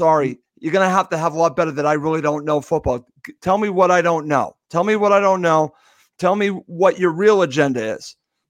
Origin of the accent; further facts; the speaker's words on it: United States; I'm an American Fulham supporter?